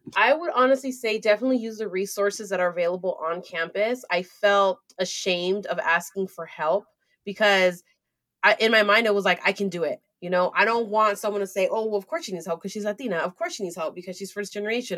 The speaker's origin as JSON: {"language": "English", "town": "San Francisco", "region": "California", "country": "United States", "tie": "born or raised there", "also_born_or_lived": "Cupertino, California / Mountain View, California", "said": "I was born, raised in San Francisco, and my parents immigrated here from Nicaragua"}